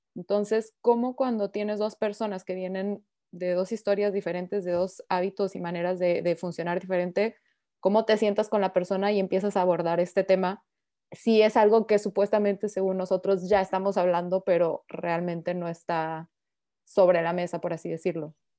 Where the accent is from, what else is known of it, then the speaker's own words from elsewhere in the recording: Mexico; now in Paris, France; soy mexicana. Eh, actualmente vivo en París